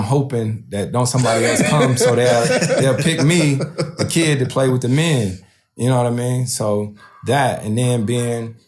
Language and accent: English; East Coast, United States; moved away as an adult; also born or lived in New Orleans; now in Los Angeles, United States; I'm born and raised on the East Coast.